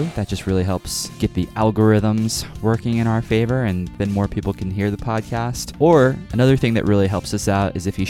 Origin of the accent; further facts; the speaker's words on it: Kansas City, Missouri, United States; now in Lawrence, United States; right now I'm in Lawrence and I'm from Kansas City. So those two are different states right next to each other.